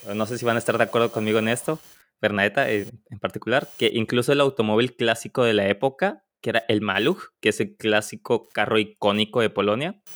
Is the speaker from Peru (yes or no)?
no; Mexico; como mexicanos